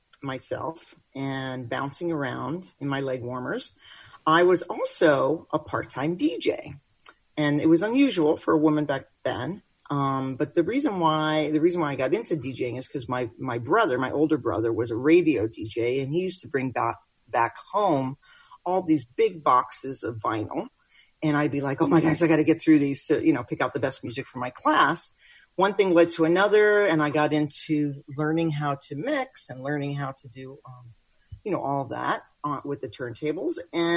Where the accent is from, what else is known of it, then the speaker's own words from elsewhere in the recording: Brooklyn, New York, United States; moved away; I'm a New Yorker. {S1} Okay. {S2} From Brooklyn originally. But I relocated here many moons ago